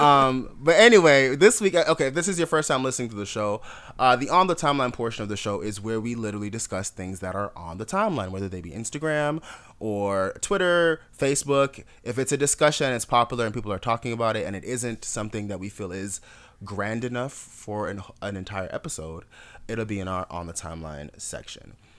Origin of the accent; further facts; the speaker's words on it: Jamaica; also born or lived in Miami, South Florida, United States; now in Atlanta, United States; I'm Jamaican. I'm a completely different kind of black. When I moved to America